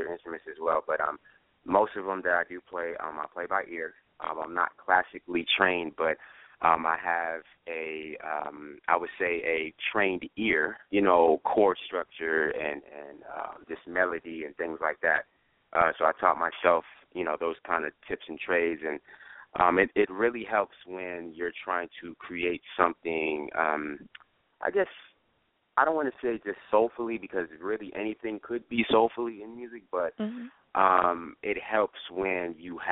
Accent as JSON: {"language": "English", "region": "New York", "country": "United States", "moved": "yes", "lives_now": "Atlanta, United States", "said": "I'm from New York"}